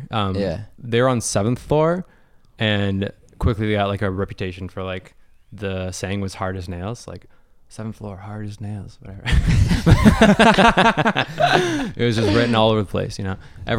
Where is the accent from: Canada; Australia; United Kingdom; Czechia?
Canada; Mississauga, Ontario; Meadowvale, to be particular.